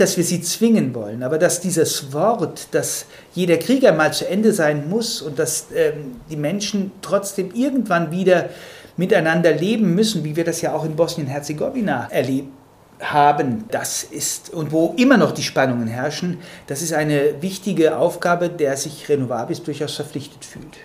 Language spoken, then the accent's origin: German; Germany; als Deutsche